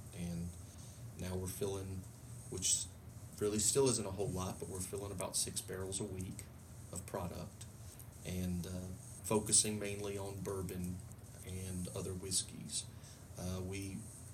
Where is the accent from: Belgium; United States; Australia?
United States; Louisiana; moved away as an adult; now in Fort Campbell area, United States; I'm originally from Louisiana, and I was stationed here